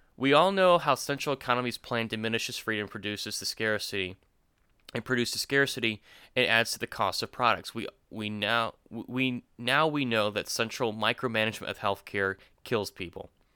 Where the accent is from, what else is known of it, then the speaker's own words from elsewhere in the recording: Florida, United States; now in Georgia, United States; Jacob and I were born in, in Florida. We live in Georgia now.